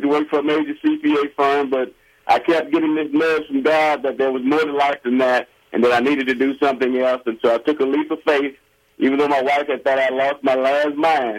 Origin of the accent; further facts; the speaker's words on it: Alexandria, Louisiana, United States; also born or lived in Baton Rouge, Louisiana; I'm originally from Louisiana, the great state of Louisiana, Alexandria, Louisiana, which is in central Louisiana.